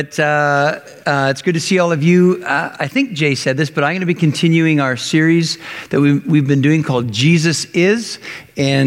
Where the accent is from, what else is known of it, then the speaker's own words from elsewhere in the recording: Canada; growing up in Canada